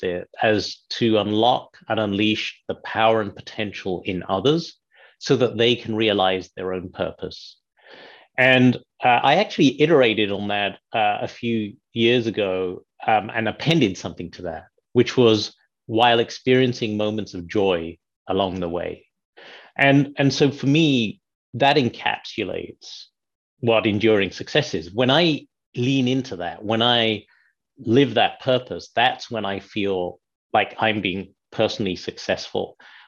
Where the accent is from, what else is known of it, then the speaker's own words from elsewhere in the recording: United Kingdom; moved away as an adult; now in Chicago, United States; I was born and raised in the United Kingdom.